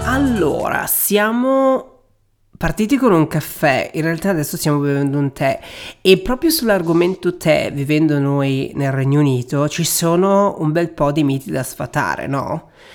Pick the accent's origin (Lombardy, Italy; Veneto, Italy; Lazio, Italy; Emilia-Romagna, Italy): Veneto, Italy; Venice; io sono originario di Venezia